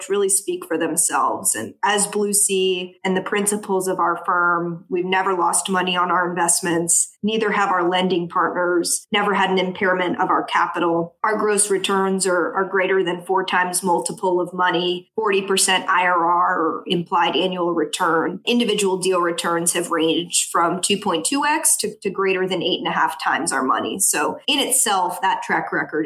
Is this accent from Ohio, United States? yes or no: no; New Orleans, Louisiana, United States; moved away as an adult; also born or lived in New York City / West Palm Beach, Florida; now in South Florida, United States; growing up in New Orleans with a healthcare family and background